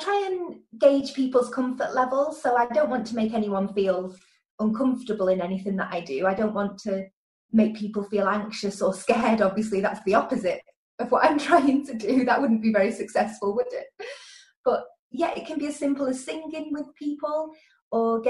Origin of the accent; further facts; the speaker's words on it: Lancashire, North West England, United Kingdom; now in Merseyside, United Kingdom; I'm from Lancashire and I now live in Merseyside near Liverpool